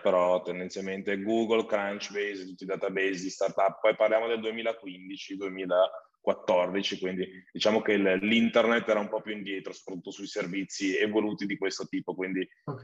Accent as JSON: {"language": "Italian", "area": "Valtellina", "region": "Lombardy", "country": "Italy", "tie": "born or raised there", "also_born_or_lived": "Milan", "said": "Sono nato in Valtellina"}